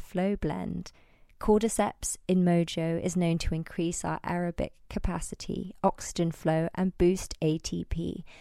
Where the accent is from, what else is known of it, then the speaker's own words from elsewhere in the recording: Isle of Wight, South East England, United Kingdom; Max and I grew up together in the Isle of Wight